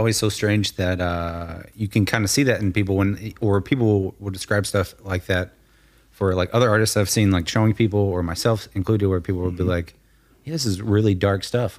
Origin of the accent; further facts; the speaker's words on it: Arkansas, United States; now in Florida, United States; Yeah, exactly. Yeah, we're from Arkansas, so we do that all the time. Like, funny story, when I'll get into this on the podcast. When I first moved to Florida